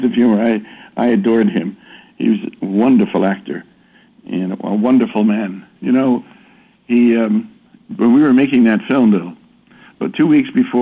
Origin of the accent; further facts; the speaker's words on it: Toronto, Ontario, Canada; moved away as an adult; also born or lived in London; I grew up as a Canadian in Toronto.